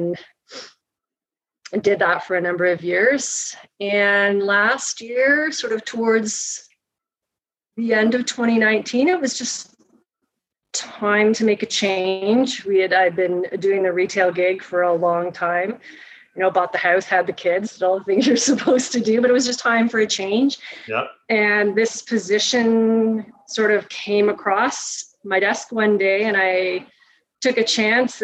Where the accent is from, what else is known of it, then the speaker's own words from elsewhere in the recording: Toronto, Ontario, Canada; I grew up in Toronto. I grew up in Scarborough